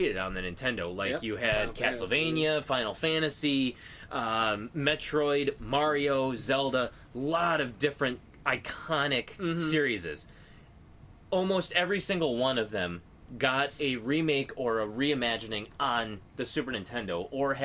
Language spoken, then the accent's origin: English; United States; we're American gamers